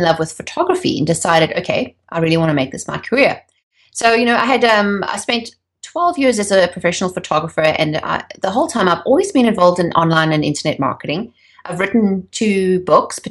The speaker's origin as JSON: {"language": "English", "country": "South Africa", "tie": "born or raised there", "also_born_or_lived": "York, North Yorkshire, England", "moved": "as an adult", "said": "I grew up in South Africa during the days of apartheid"}